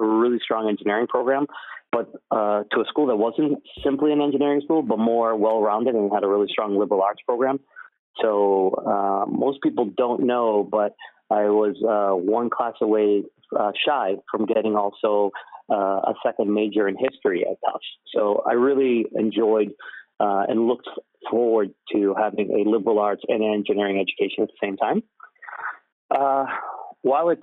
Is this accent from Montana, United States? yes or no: no; Somerville, Massachusetts, United States; I grew up in Somerville, first generation, typical immigrant childhood.